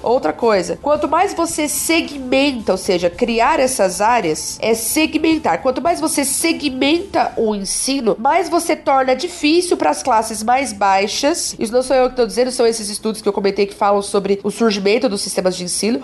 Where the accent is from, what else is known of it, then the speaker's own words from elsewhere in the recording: ABC, São Paulo, Brazil; Eu sou do, do ABC